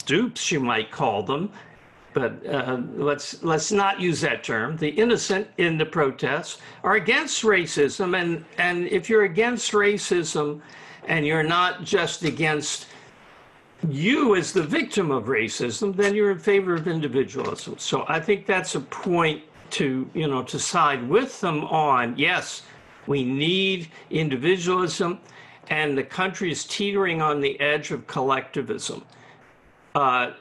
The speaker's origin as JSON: {"language": "English", "region": "the South", "country": "United States", "tie": "born or raised there", "said": "when I grew up in the South"}